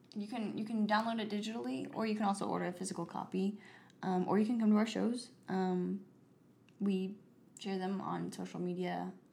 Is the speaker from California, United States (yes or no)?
no; Oklahoma, United States; But I'm an American and I'm from Oklahoma